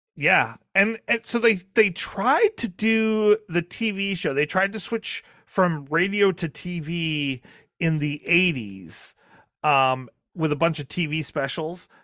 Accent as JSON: {"language": "English", "region": "Maine", "country": "United States", "tie": "born or raised there", "said": "I'm from Maine, which is which is Canadian adjacent, um, and you know, right there on the border. Like we grew up watching Red Green Green in my household"}